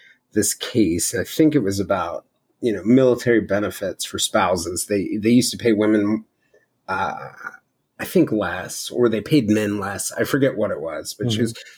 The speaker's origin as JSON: {"language": "English", "region": "the South", "country": "United States", "tie": "born or raised there", "said": "growing up in the South"}